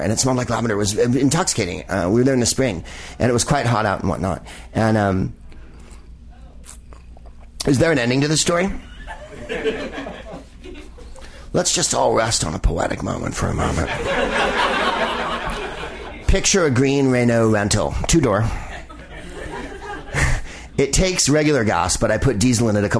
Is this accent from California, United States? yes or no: yes; San Carlos, California, United States; I grew up in San Carlos, California, which was a stultifying place of white suburban existence